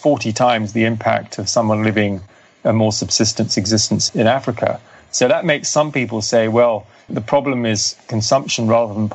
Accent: Cathar region of France, Occitania, France; I come from the Cathar region of France

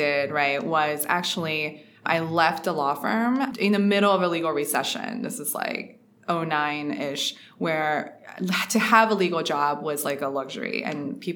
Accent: Ohio, United States; also born or lived in Shanghai, China; I was born in Shanghai, actually, to parents that are both computer engineers. And I moved to the US because my father was pursuing a math PhD in computer science, actually. So we moved here into Ohio. So I grew up in Ohio

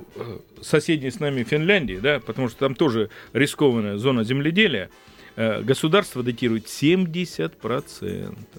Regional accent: Krasnodar Krai, Russia; moved away; я сам родился и вырос в селе, в благодатном крае, я родился на Кубани и вырос

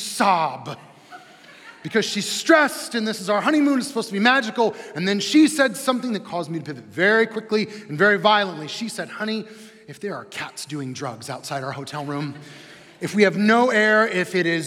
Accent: Midwest, United States; We're from the Midwest

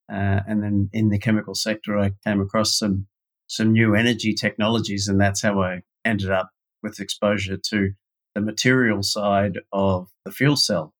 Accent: Sydney, New South Wales, Australia; But like a lot of other people that grow up in Australia

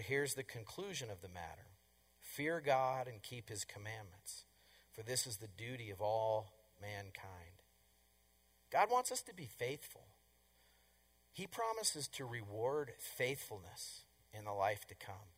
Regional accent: Colorado, United States; I'm from Colorado

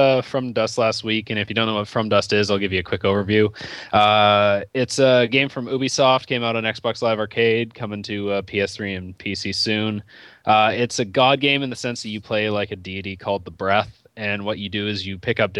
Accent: Canada; I am Canadian.

